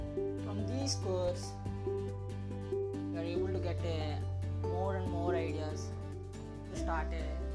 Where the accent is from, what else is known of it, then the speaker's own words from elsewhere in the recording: West Godavari, Andhra Pradesh, India; also born or lived in Amaravati; from West Godavari, Tamil. Currently, I am doing my engineering at Vellore Institute of Technology, Amravati.